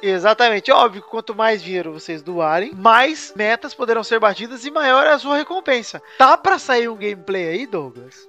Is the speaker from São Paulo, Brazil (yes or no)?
yes; São Paulo, Brazil; a gente é de São Paulo, a maioria aqui